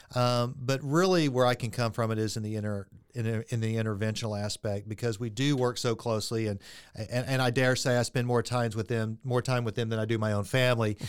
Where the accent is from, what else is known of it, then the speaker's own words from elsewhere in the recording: Friendswood, Texas, United States; I grew up in Friendswood, Texas